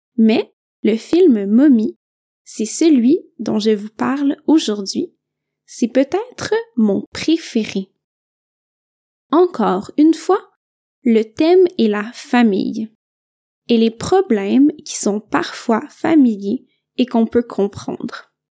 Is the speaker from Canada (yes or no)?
yes; Quebec, Canada; je viens du Québec